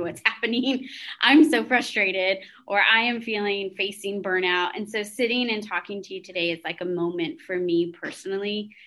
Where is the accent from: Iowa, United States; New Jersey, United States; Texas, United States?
Texas, United States; San Antonio; also born or lived in Lubbock; I was born and raised in San Antonio.